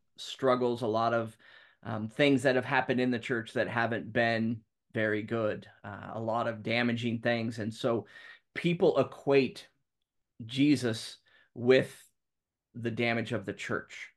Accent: Talent, Oregon, United States; moved away as an adult; now in Ireland; I grew up down in Southern Oregon in Talent Friends Church.

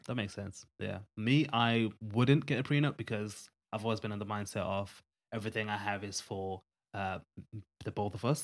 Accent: Zimbabwe; where we come from Zimbabwe, which is a Southern African country

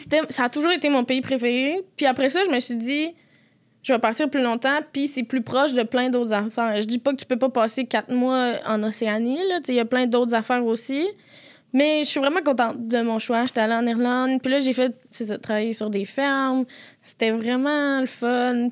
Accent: Quebec City, Quebec, Canada; accent: Quebec City accent; je viens de Québec, je l'ai dit avec l'accent de Québec

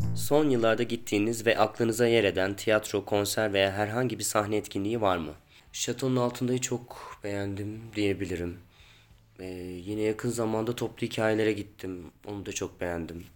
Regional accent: Ankara, Turkey; Ankara'da doğdum büyüdüm.

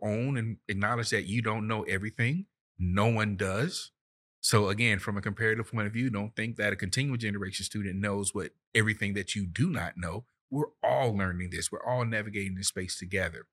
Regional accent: Florida, United States; moved away; I'm from Florida, and down south, we make it very plain.

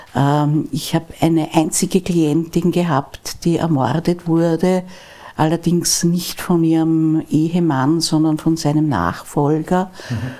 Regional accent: Vienna, Austria; Wir sind ja aus Wien alle

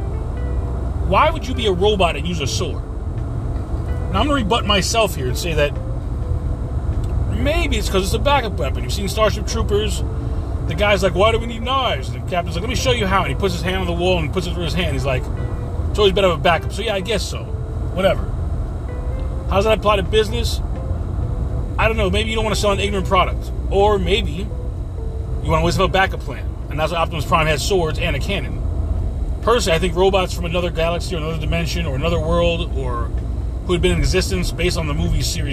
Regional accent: New York City, New York, United States; moved away; I was born in New York to second-generation Hispanic parents

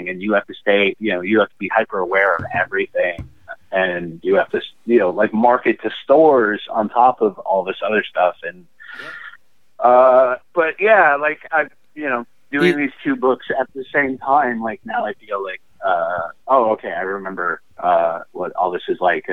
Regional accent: Chicago, Illinois, United States; now in Portland, United States; I grew up in Chicago

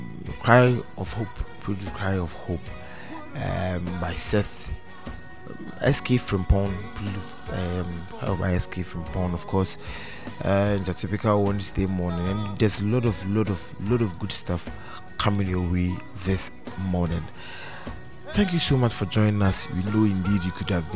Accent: Ghana; as a Ghanaian

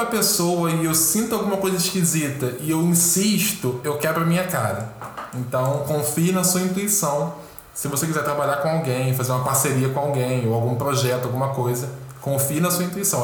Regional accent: Rio de Janeiro, Brazil; Sou carioca, tenho 26 anos

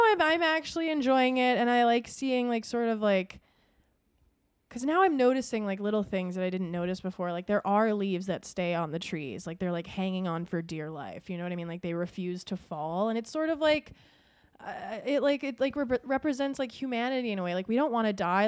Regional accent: Minnesota, United States; we grew up in Minnesota

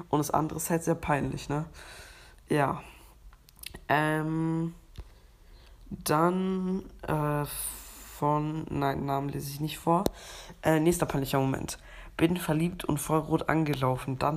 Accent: Switzerland; Und ja, ich bin ja Schweizer, also ich habe eine Schweizer Staatsangehörigkeit und bin auch äh, ein bisschen Schweizer.

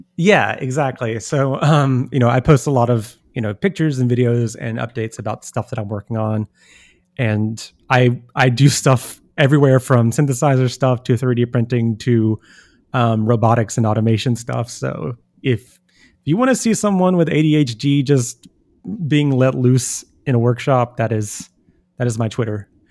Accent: United States; as an American

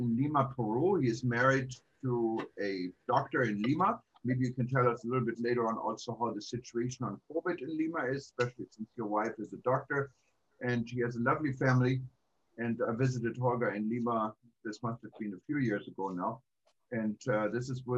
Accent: Düsseldorf, North Rhine-Westphalia, Germany; now in Hawaii, United States; when I grew up in Germany

